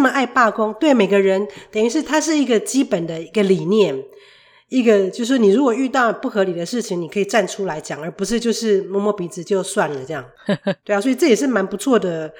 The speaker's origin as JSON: {"language": "Chinese", "country": "Taiwan", "moved": "yes", "lives_now": "Canada", "said": "我就从台湾来的啊"}